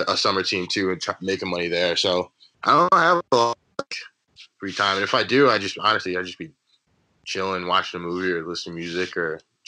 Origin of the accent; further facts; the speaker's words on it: New York, United States; moved away as an adult; now in North Carolina, United States; I'm from New York